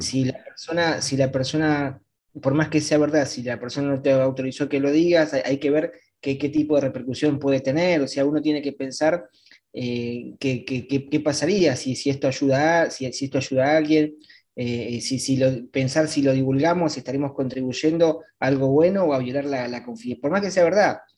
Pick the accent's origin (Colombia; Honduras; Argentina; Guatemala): Argentina; yo soy de Argentina.